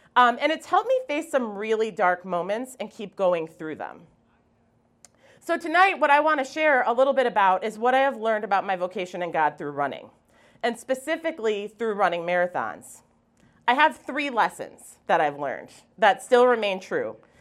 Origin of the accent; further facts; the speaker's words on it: Wisconsin, United States; moved away; also born or lived in Alaska; I come from Wisconsin. I'm very proud of that fact